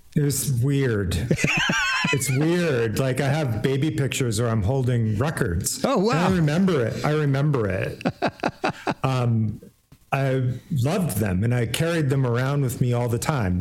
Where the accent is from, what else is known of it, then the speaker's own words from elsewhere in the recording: Iowa City, Iowa, United States; moved away as an adult; also born or lived in Portland, Oregon; I grew up in Iowa City